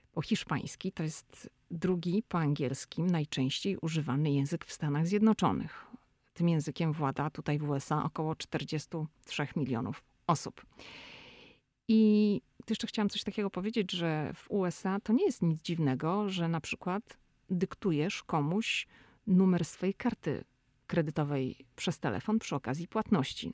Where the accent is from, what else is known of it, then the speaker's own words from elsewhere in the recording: Szczecin, West Pomeranian Voivodeship, Poland; now in United States; my jesteśmy ze Szczecina